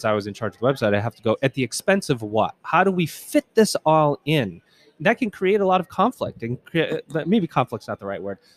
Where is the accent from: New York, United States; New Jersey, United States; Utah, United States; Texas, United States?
New York, United States; Syracuse; now in California, United States; I'm from Syracuse, New York, originally, where I grew up